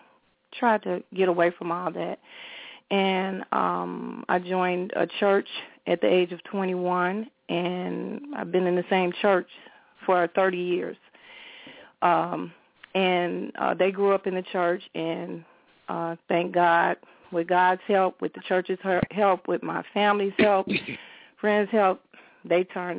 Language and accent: English; Chicago, Illinois, United States; I grew up in Roseland